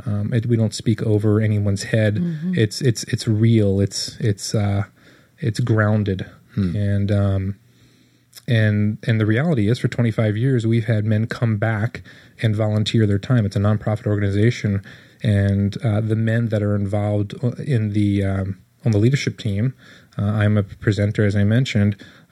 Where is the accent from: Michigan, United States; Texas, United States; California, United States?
California, United States; Monterey